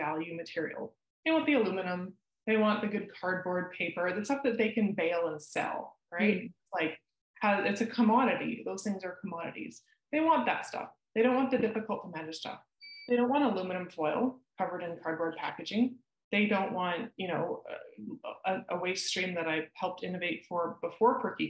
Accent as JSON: {"language": "English", "town": "Maple Ridge", "region": "British Columbia", "country": "Canada", "tie": "born or raised there", "said": "Growing up in Maple Ridge"}